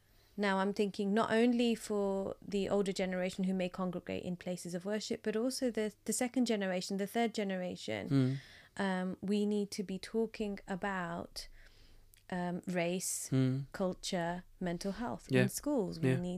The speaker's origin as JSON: {"language": "English", "country": "United Kingdom", "said": "as a British, Indian, Gujarati psychologist, I think, you know, I need to step up."}